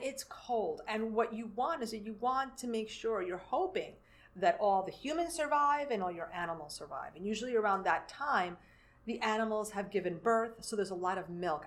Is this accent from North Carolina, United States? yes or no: no; New York City, New York, United States; moved away as an adult; now in Lower Hudson Valley, United States; I grew up in New York City